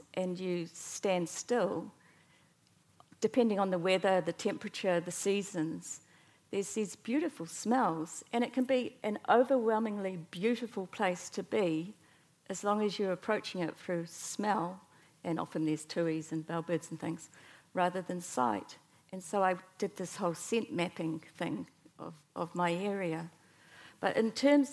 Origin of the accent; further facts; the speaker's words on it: Fairlie, Canterbury, New Zealand; now in Dunedin, New Zealand; I live in Dunedin, but I grew up in the South Island and came from a very strong mountaineering and tramping family and always grew up first in Fairlie, near the Mackenzie